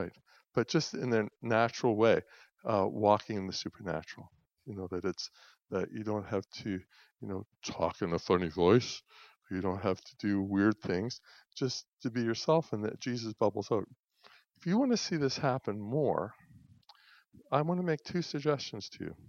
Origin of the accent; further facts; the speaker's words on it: Pictou, Nova Scotia, Canada; moved away; I'm from Pictou.